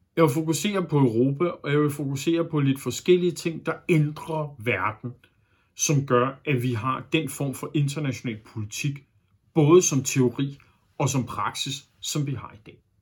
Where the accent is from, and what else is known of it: Denmark